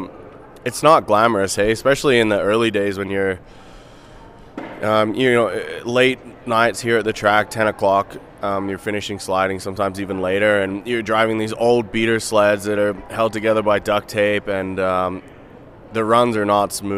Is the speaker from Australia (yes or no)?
yes; Australia; moved away as an adult; now in Canada; I was born in Australia